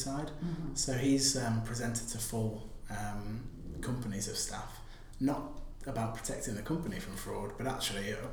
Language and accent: English; the north of England, United Kingdom; moved away; I'm from up north in a coastal town